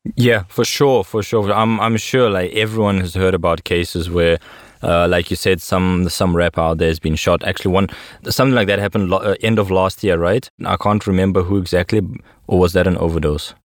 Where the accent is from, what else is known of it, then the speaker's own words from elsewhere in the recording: South Africa; moved away as an adult; also born or lived in Russia; I grew up in South Africa in a really small town